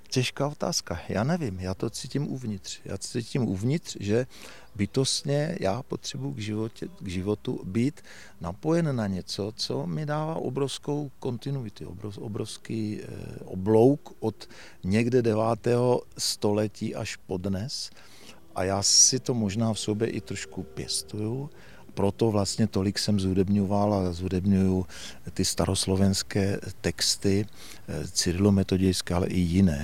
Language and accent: Czech; Uherské Hradiště, Zlín Region, Czechia; Narodil jsem se v tomto kraji, my teď tady stojíme v podstatě na soutoku Moravy a Baťova kanálu. A já odsud vidím na svůj rodný dům, byť já už jsem byl poslední ze sourozenců, který se narodil v Uherském radišti v Porodnici